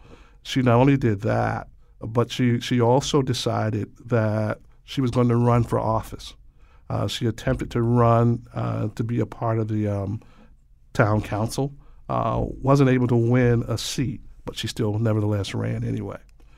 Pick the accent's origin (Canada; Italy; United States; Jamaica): United States; the South; Growing up in the South, there were a number of people, particularly people in the rural areas, that were left off of obituaries.